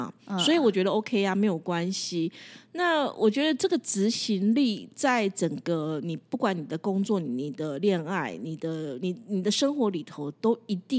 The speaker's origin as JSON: {"language": "Chinese", "country": "Taiwan", "said": "只有我们台湾人。"}